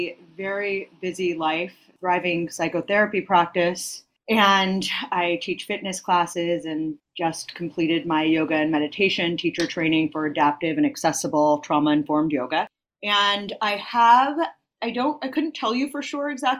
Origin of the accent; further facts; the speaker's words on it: San Francisco Bay Area, California, United States; moved away as an adult; now in New York City, United States; I was born and raised in the San Francisco Bay Area, and I moved to New York City in my early 20s to attend graduate school